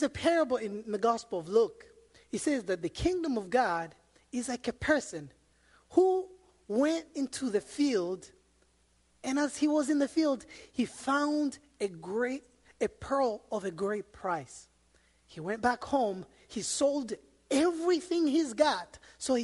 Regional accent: Rwanda; born or raised there; moved away as an adult; also born or lived in Democratic Republic of the Congo; now in United States

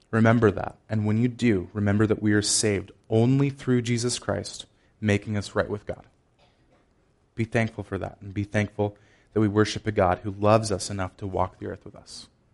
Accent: Chicago, Illinois, United States; I am from Chicago. It's slightly colder than it is here

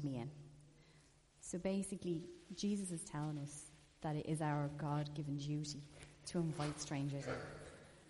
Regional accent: Ireland; We're Irish

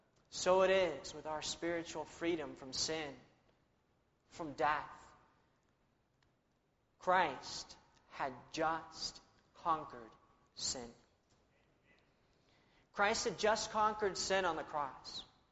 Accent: Spain; born there; I was born in Spain, where my parents were missionaries.

